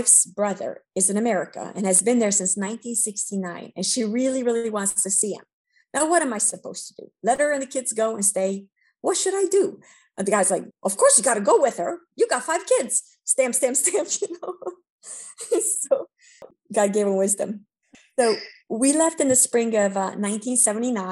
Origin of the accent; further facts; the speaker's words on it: New Jersey, United States; English is a second language; We lived there for 20 years. And try to leave the entire 20 years because we got stuck in New Jersey without a Romanian community. And we didn't speak English, and my parents didn't speak English.